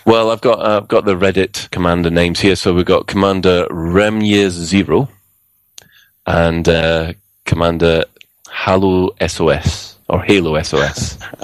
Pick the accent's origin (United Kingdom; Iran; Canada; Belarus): United Kingdom; Glasgow, Scotland; I am Glaswegian